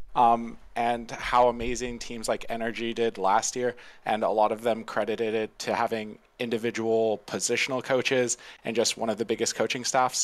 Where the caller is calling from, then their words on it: Tampa, Florida, United States; I'm calling from around Tampa, Florida.